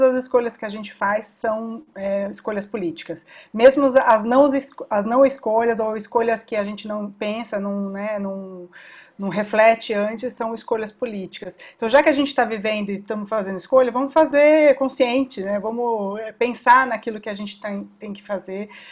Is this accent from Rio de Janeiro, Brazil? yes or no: no; São Paulo, Brazil; todos nós somos aqui de São Paulo